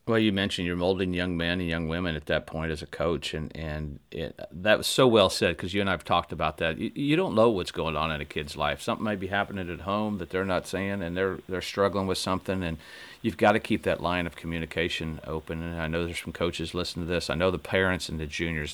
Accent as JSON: {"language": "English", "region": "Indiana", "country": "United States", "tie": "born or raised there", "said": "growing up in Indiana"}